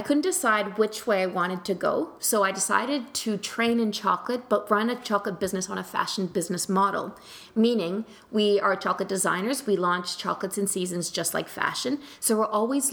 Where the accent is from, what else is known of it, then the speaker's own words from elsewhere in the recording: New Zealand; now in Canada; I grew up in New Zealand